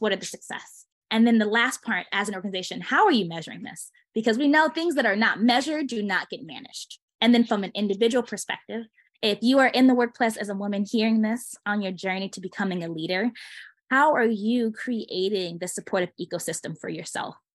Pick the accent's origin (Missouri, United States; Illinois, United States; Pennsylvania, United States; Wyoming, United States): Illinois, United States; Chicago; I'm originally from Chicago area.